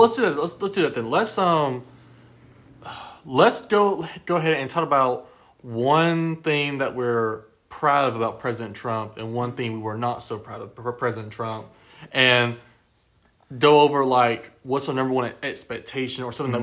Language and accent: English; United States; as a person that lives here in the United States, as an American citizen